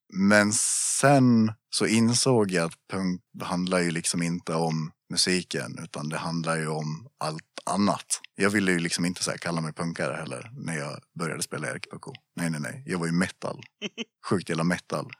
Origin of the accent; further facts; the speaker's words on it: Gustafs, Dalarna County, Sweden; also born or lived in Borlänge; Jag är väl från, eh, från byn Gustafs